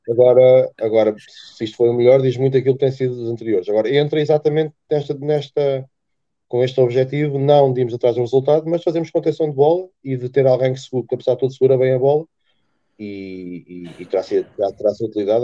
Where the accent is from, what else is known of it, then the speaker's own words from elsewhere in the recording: Terceira, Azores, Portugal; moved away; also born or lived in Coimbra; terceirense ou açoriano, melhor dizendo, nascido em Coimbra